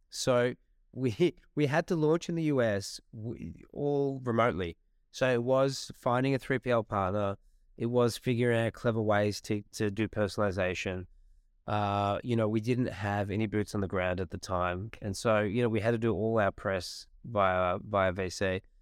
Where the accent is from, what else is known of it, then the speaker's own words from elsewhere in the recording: Australia; our country